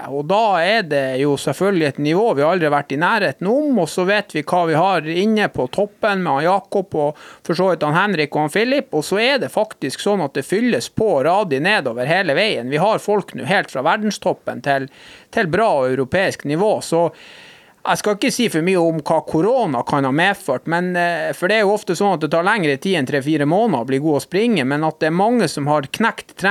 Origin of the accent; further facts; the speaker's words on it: Norway; For det om vi er hvite og vi kommer fra Norge og vi har helt andre utgangspunkt enn andre i form av talenter